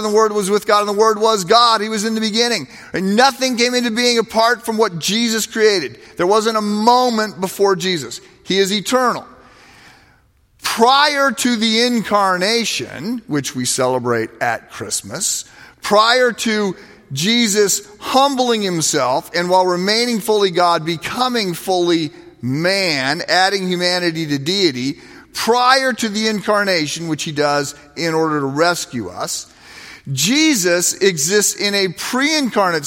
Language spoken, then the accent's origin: English; United States; as an American